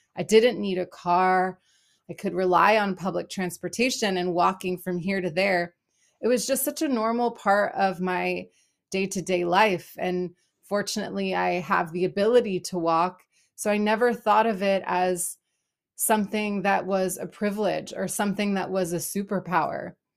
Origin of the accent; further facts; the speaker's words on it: Los Angeles, California, United States; moved away as an adult; also born or lived in Berlin, Germany / Israel; now in Portland, United States; I am originally from Los Angeles, California